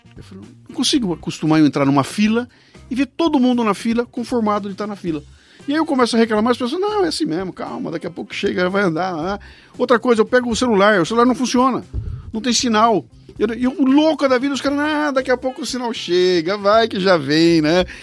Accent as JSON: {"language": "Portuguese", "country": "Brazil", "said": "eu como brasileiro"}